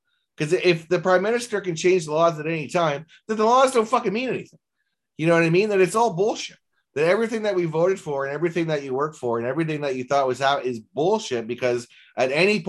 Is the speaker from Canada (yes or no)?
yes; Canada; as a Canadian, Kevin, we can't vote for the president of the United States